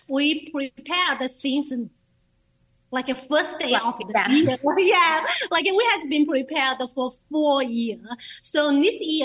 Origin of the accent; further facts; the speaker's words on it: China; now in Lancaster, United States; I'm from China